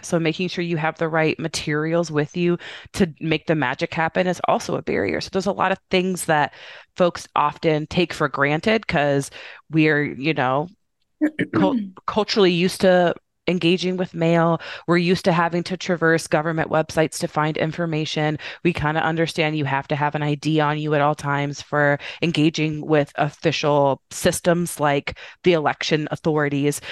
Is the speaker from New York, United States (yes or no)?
no; Indiana, United States; moved away as an adult; now in Chicago, United States; I'm a Midwestern girl. I'm from Indiana originally, but I live in Chicago